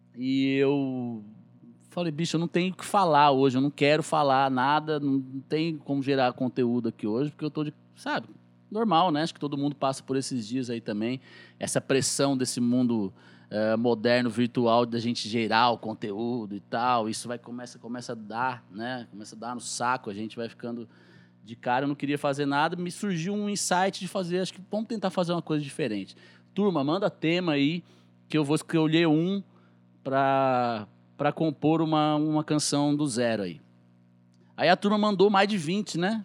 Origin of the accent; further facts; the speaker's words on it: Guaratinguetá, São Paulo, Brazil; accent: caipira; now in Guaratinguetá, Brazil; eu sou caipira, de Guaratinguetá, aqui no interior do estado de São Paulo, no Vale do Paraíba.